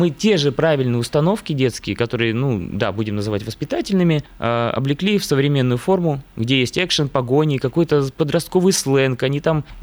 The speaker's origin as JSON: {"language": "Russian", "town": "Novosibirsk", "region": "Novosibirsk Oblast", "country": "Russia", "tie": "born or raised there", "lives_now": "Moscow, Russia", "said": "потому что я сам родом из Новосибирска. Работаю уже в Москве, понимал, что этот город мало засветился на экранах российского кино, да."}